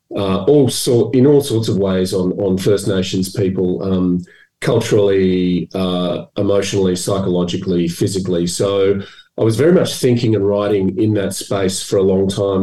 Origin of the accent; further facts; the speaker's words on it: Melbourne, Victoria, Australia; I was brought up in Melbourne